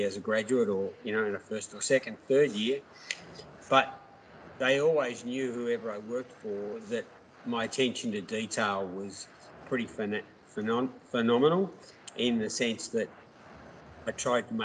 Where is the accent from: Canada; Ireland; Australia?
Australia; Melbourne, Victoria; also born or lived in New York; I grew up in Melbourne